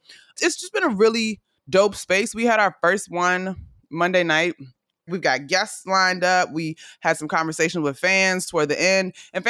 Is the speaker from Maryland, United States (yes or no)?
yes; Prince George's County, Maryland, United States; moved away; also born or lived in Florida; And I grew up in Prince George's County, just outside of DC, Maryland